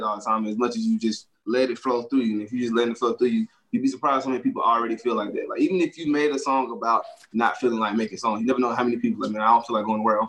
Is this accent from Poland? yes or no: no; Atlanta, Georgia, United States; born or raised there